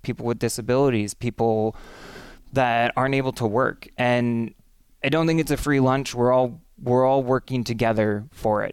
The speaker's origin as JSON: {"language": "English", "town": "Menomonie", "region": "Wisconsin", "country": "United States", "tie": "born or raised there", "also_born_or_lived": "Madison, Wisconsin", "said": "I was born in Menominee. Um, and really grew up in Menominee, too"}